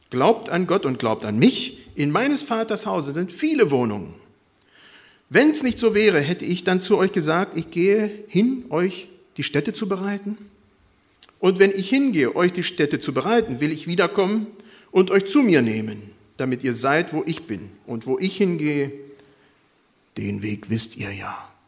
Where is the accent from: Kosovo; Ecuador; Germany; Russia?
Ecuador; born there; moved away; Wie gesagt, ich bin in Ecuador geboren worden, habe immer noch Kontakt dahin